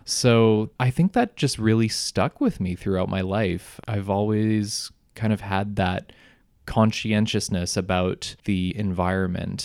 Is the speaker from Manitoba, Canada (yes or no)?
yes; Selkirk, Manitoba, Canada; I grew up in Selkirk